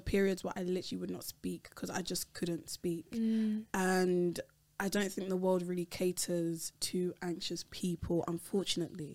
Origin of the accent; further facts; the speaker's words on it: London, United Kingdom; I'm Nigerian, but I was born in London.